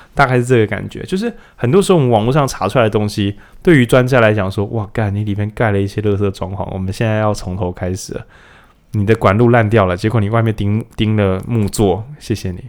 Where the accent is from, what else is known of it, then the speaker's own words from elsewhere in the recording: Taiwan; 我们台湾人